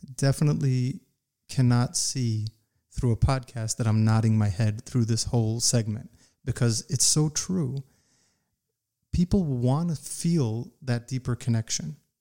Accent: United States; I grew up in the United States

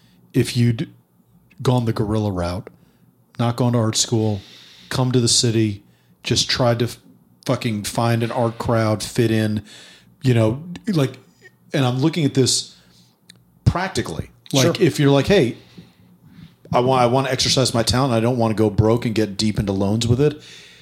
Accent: New York, United States; I say this as a very biased New Yorker

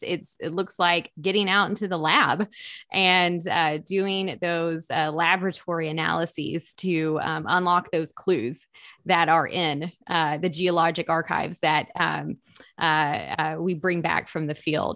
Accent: East Tennessee, United States; growing up in East Tennessee

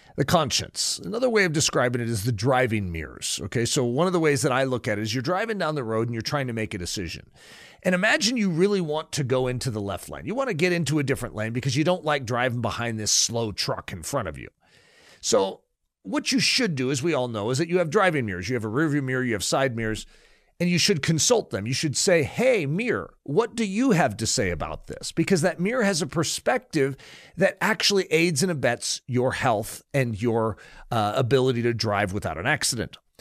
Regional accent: United States

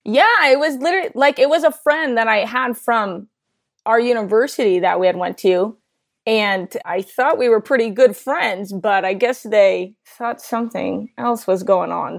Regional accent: New Jersey, United States; I'm from New Jersey

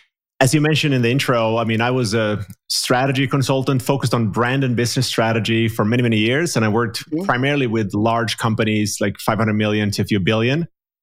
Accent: Finland; And like I'm from Finland, so from the Nordic region, mostly pan-European clients.

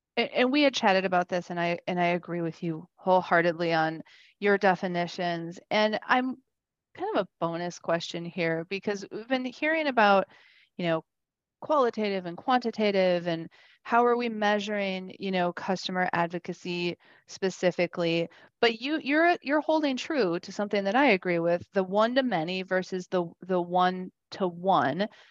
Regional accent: Wisconsin, United States; I'm from Wisconsin

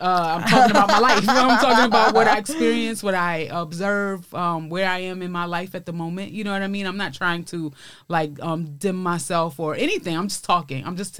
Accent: New York City, New York, United States; accent: Brooklyn; moved away as an adult; now in Los Angeles, United States; I'm from East New York, Brooklyn. So it's the hood, man. It's I think it's getting a little bit fancier now, but it's like right next to Brownsville.

